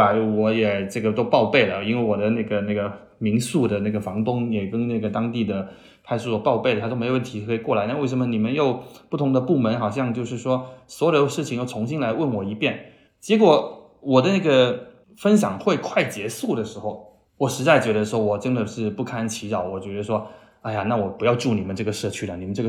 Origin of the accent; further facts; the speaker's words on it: Chaozhou, Guangdong, China; now in Shanghai, China; 他不是去了潮州嘛？我的老家，特别是我妈妈家，她信佛，